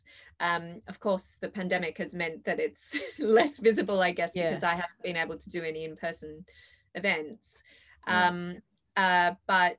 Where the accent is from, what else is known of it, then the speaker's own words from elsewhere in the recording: Perth, Western Australia, Australia; I grew up in Perth